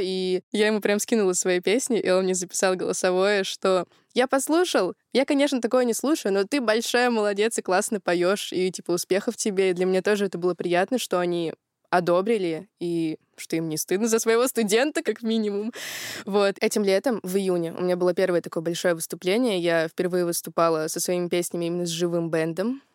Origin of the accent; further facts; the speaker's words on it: Yekaterinburg, Sverdlovsk Oblast, Russia; Я из Екатеринбурга, это мой родной город